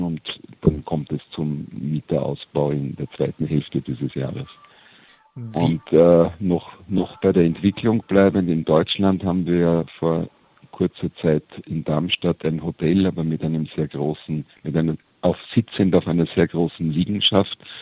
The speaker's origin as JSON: {"language": "German", "country": "Austria", "said": "wir als Österreicher"}